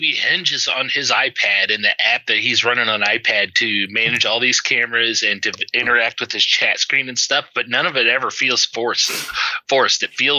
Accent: Midwest, United States; Growing up in the Midwest, and I grew up in a smaller town. It's not like a tiny town, but it was a fairly small town. And a lot of countryside around it.

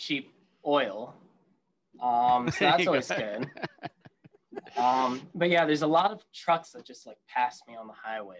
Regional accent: West Virginia, United States; I'm from West Virginia

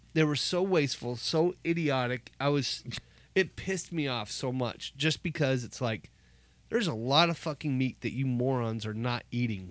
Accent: Omaha, Nebraska, United States; Growing up in Nebraska. I grew up in Omaha

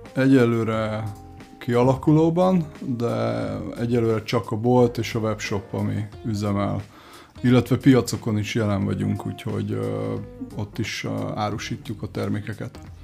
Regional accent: Budapest, Hungary; Már Budapesten születtem, a szüleim Görögországban, és Magyarországon ismerkedtek meg

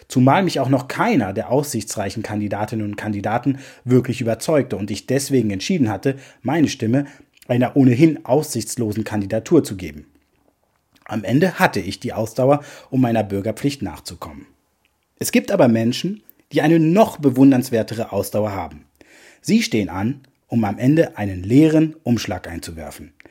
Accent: France; moved away; mein Geburtsland

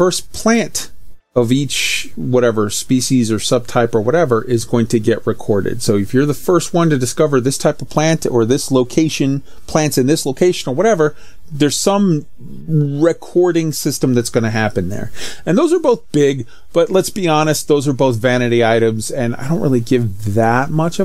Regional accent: United States; as an American

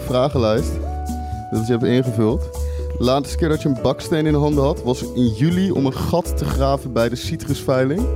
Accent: Rotterdam, South Holland, Netherlands; Ik ben gewoon Rotterdammer

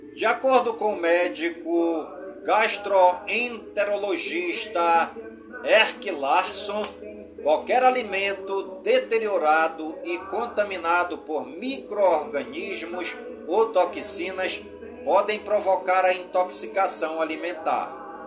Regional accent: Careiro da Várzea, Amazonas, Brazil; todas as comunidades do Careiro, da Várzea, minha cidade natal

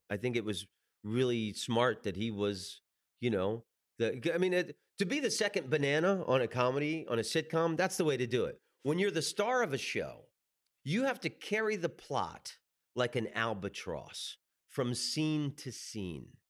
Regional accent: the South, United States; I grew up in the South

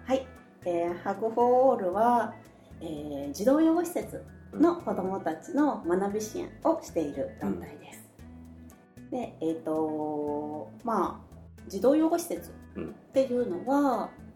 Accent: Kyoto, Japan; moved away as an adult; now in Tokyo, Japan; 私はもともと京都出身で、えっと、仕事で東京に出てきても

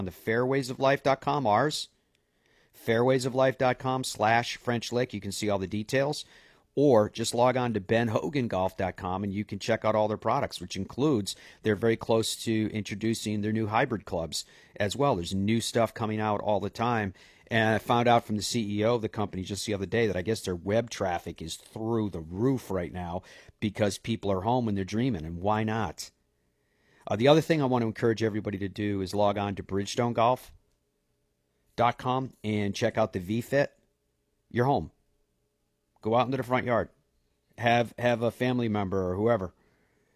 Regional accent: Ireland; moved away; I'm Irish

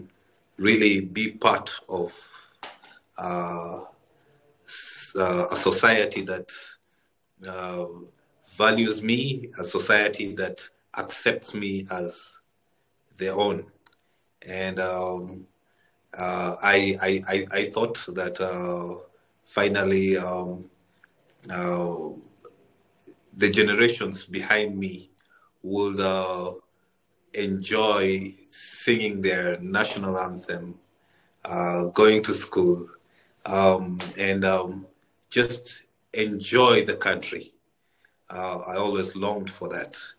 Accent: Nairobi, Kenya; moved away as an adult; also born or lived in Khartoum, Sudan / South Sudan; So 1992, we moved to Kenya, where I grew up most of my life in Nairobi

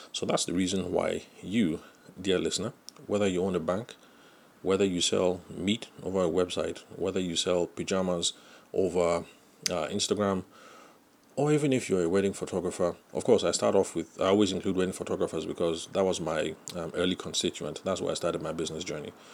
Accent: Nigeria; I'm Nigerian

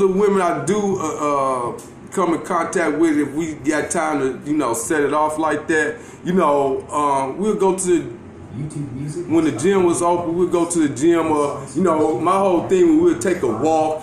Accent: Gary, Indiana, United States; me growing up in Gary, Indiana

